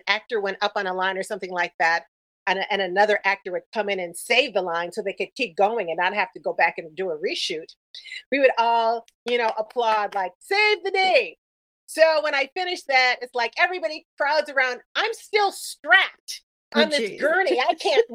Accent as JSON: {"language": "English", "region": "New York", "country": "United States", "also_born_or_lived": "Los Angeles", "moved": "as an adult", "said": "I was from New York, mm-hmm. and I guess I was too New York-y for"}